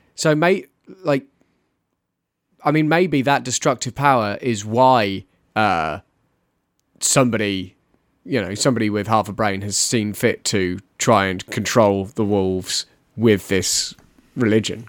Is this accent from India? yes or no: no; United Kingdom; as a British person